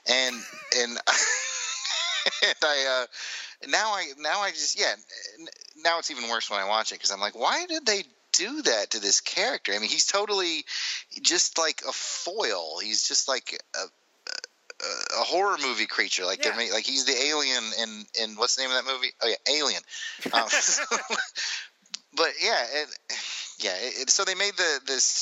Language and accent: English; Alabama, United States; I'm from Alabama